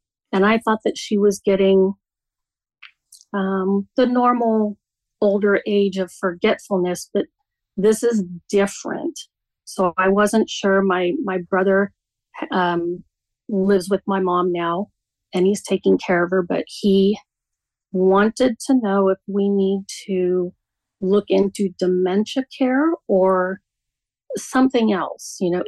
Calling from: Reno, Nevada, United States; I'm calling from Nevada. Reno.

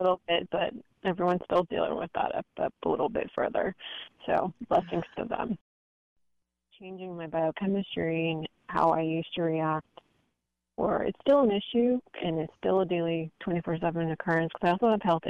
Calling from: San Francisco, California, United States; I'm calling from the San Francisco area.

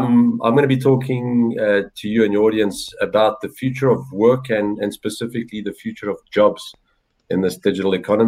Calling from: Johannesburg, Gauteng, South Africa; I'm calling in from Johannesburg, South Africa. Other side of the, you know, the other hemisphere, we're now entering our winter months

